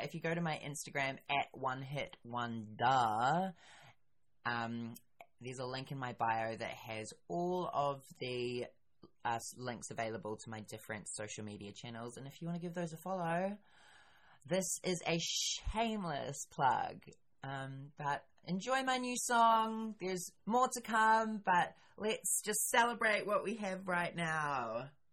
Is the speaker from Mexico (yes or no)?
no; New Zealand; I am a New Zealander